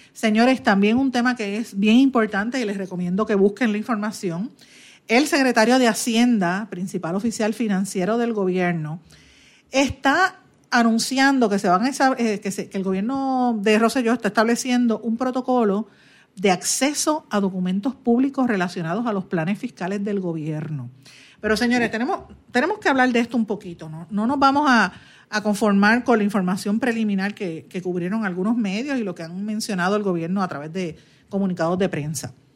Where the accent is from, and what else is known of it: Puerto Rico